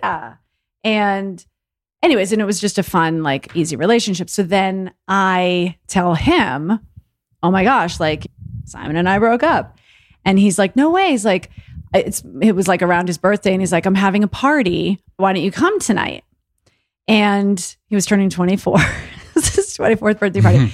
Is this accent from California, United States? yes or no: no; Longmeadow, Massachusetts, United States; moved away; from a little tiny town in Massachusetts called Long Meadow, out in western